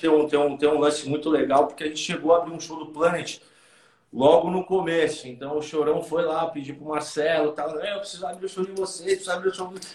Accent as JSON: {"language": "Portuguese", "town": "Santos", "region": "São Paulo", "country": "Brazil", "said": "A gente a gente é de Santos"}